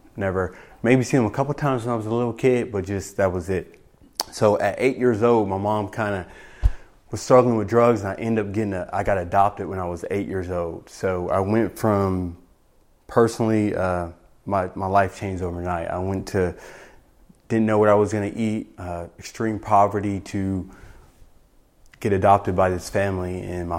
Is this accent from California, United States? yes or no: yes; Pasadena, California, United States; I grew up in Pasadena, California